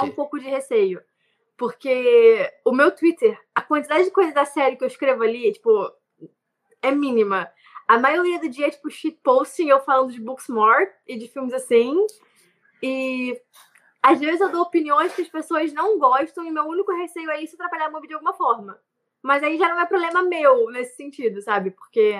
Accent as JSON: {"language": "Portuguese", "town": "Nova Iguaçu", "region": "Rio de Janeiro", "country": "Brazil", "tie": "born or raised there", "said": "eu sou de Nova Iguaçu, no Rio, então assim, um subúrbio do Rio de Janeiro, Baixada Fluminense"}